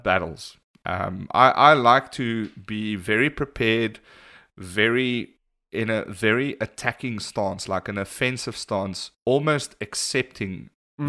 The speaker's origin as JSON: {"language": "English", "country": "South Africa", "said": "we're from South Africa"}